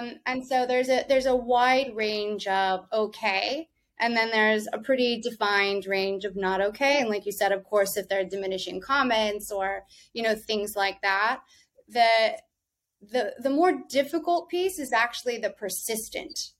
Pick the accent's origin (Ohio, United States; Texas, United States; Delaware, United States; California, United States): Texas, United States; now in New York, United States; where I grew up was in Texas, right along the border of Mexico